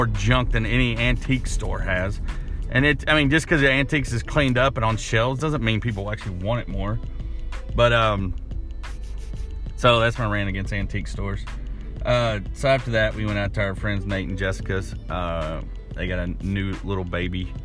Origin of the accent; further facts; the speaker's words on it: Arkansas, United States; now in Lebanon; growing up in Arkansas in a small town